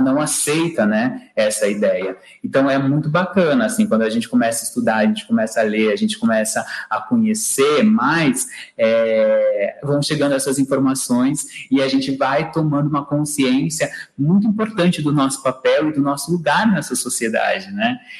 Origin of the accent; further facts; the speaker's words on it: Brazil; nós brasileiros falamos português